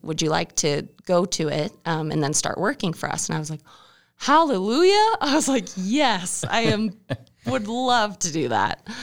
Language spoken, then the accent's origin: English; Mackay, Idaho, United States; I grew up in the small town Mackey, Idaho